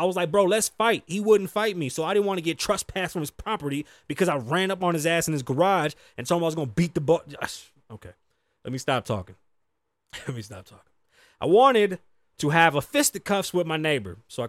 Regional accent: New York, United States; now in Las Vegas, United States; And I'm from New York. Shit was lit. I got shot out there.

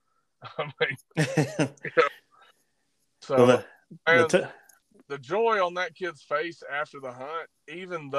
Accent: Lake Guntersville, Alabama, United States; growing up on Lake Gunnersville with my brother

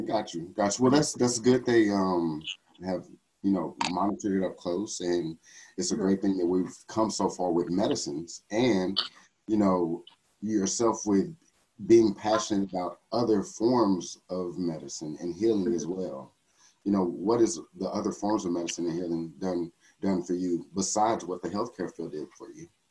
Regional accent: Texas, United States; I'm from Texas

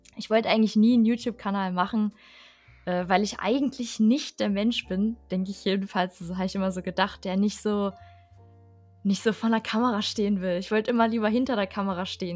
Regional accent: Harz, Germany; ich aus dem Harz komme

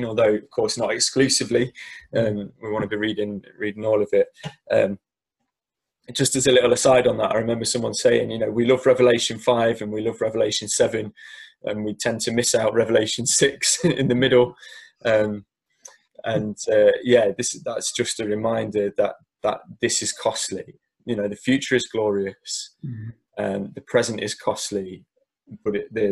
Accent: Derby, East Midlands, United Kingdom; the church I grew up in Derby

